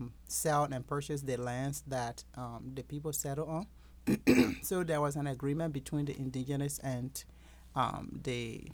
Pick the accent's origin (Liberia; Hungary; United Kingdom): Liberia; moved away as an adult; now in United States; I am originally from Liberia, West Africa. Came to the United States through the Evangelical Lutheran Church in America as a Lutheran Leader Scholar to go to college here.